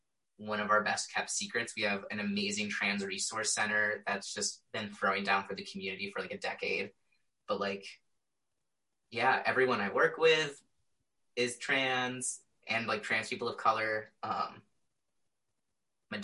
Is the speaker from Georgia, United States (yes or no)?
no; Indiana, United States; I was straight up taught growing up in Indiana